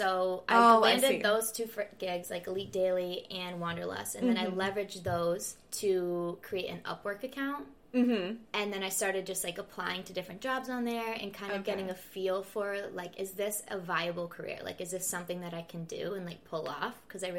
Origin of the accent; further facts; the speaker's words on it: Rhode Island, United States; Rhode Island.